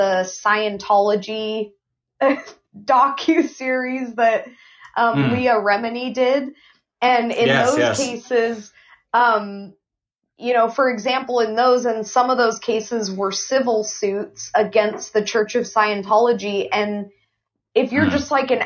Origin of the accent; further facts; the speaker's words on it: Ventura, California, United States; I'm just a woman who was born and raised in Ventura